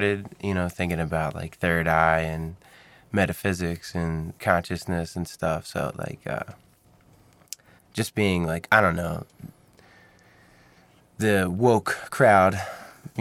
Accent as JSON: {"language": "English", "town": "Philadelphia", "region": "Pennsylvania", "country": "United States", "said": "I'm from Philadelphia"}